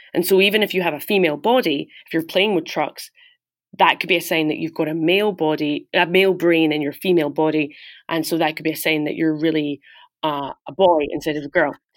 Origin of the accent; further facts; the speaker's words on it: Glasgow, Scotland, United Kingdom; moved away as an adult; also born or lived in New York; I'm from Glasgow, Scotland, and I grew up there, went to school there